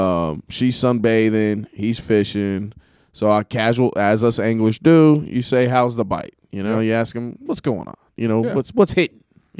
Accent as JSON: {"language": "English", "town": "Carrollton", "region": "Georgia", "country": "United States", "said": "I'm out of Carrollton."}